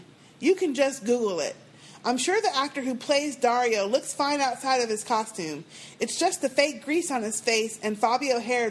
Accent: Australia; Now, Tim from Australia, I am also from Australia.

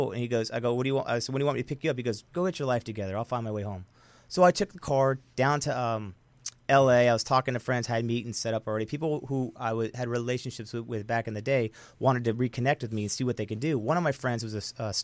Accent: United States; I was the only American that was there at the time

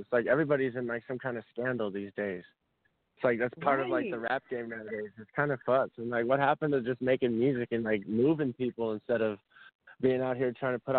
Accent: San Jose, California, United States; now in Austin, United States; I'm coming from Austin, Texas. I originate from San Jose, California, but I'm out here in Austin right now.

